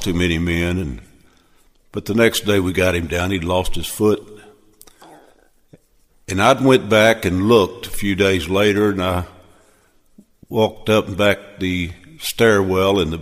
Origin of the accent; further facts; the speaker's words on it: Missouri, United States; I was born and raised in Missouri